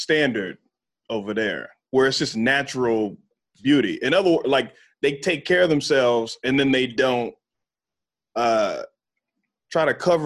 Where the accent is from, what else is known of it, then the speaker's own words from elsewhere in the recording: Texas, United States; accent: Texas; moved away as an adult; growing up in Texas